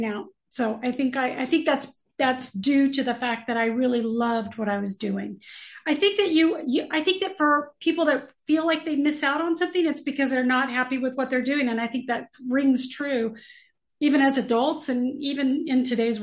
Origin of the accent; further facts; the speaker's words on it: Los Angeles, California, United States; I'm a native LA girl, born and raised in California